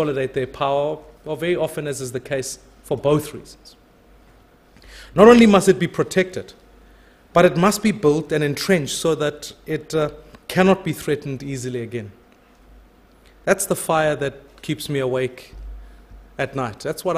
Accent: South Africa; I think as a South African

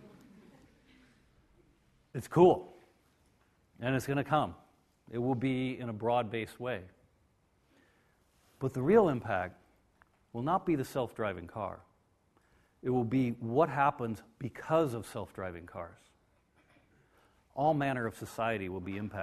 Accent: United States; I am from America

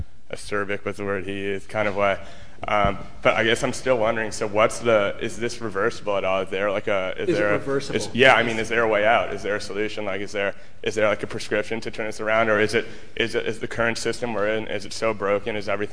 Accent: United States; as an American now

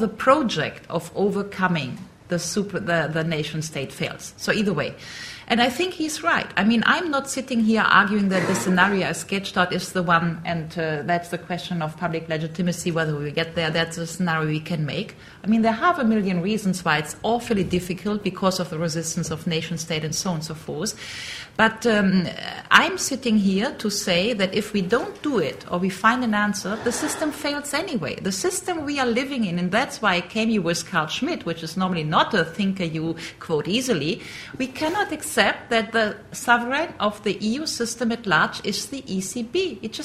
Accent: North Rhine-Westphalia, Germany; English is a second language; I'm from North Westphalia

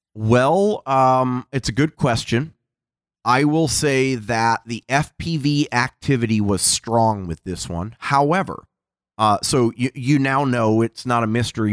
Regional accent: Seattle, Washington, United States; I'm from Seattle

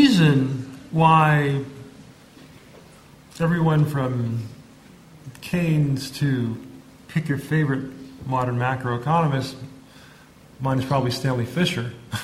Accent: Jamaica; my home country of Jamaica

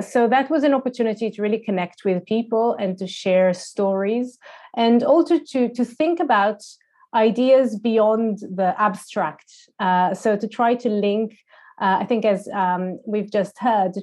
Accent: Tel Aviv, Tel Aviv District, Israel; moved away as an adult; now in London, United Kingdom; So I grew up in Tel Aviv until I was about 19, but then I just kept on moving.

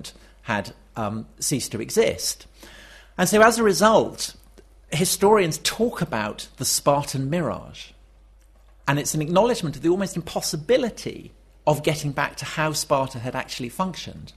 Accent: Wiltshire, South West England, United Kingdom; as a child of Wessex growing up in Wiltshire

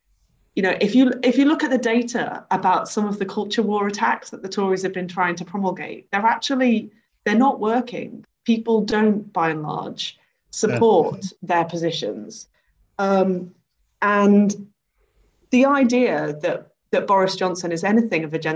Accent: the Wirral, Merseyside, North West England, United Kingdom; in Merseyside, I'm from the Wirral, right, which is the posh bit of Merseyside.

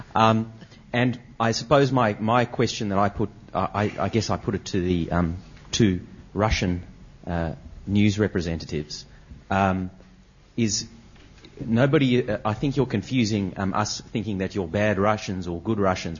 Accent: Australia; from Australia. Um, um, I, I, I, come from a, I suppose, very liberal democracy

